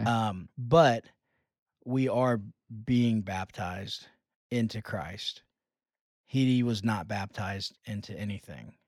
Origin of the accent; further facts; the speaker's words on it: United States; being American evangelicals